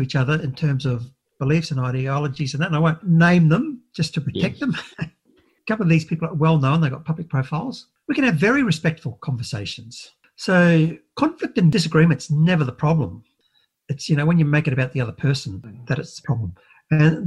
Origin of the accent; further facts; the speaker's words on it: Brisbane, Queensland, Australia; I was raised in Brisbane.